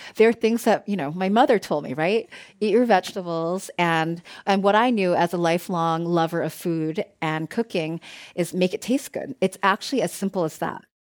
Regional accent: East Coast, United States; now in Bay Area, United States; I grew up on the East Coast, and, um, my ex, my family still lives there

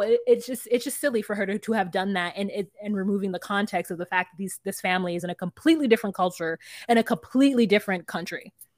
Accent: United States; a American who's watched enough ninety Day Fiance

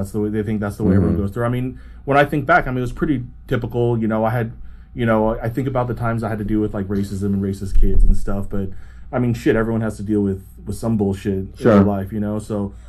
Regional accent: New York, United States; also born or lived in Taipei, Taiwan / Florida; I was born in Taipei, Taiwan. I was there until I was like one. My dad was going to school, getting his master's in Florida. So I went to Florida when I was one, and then moved up with them to New York when he was.

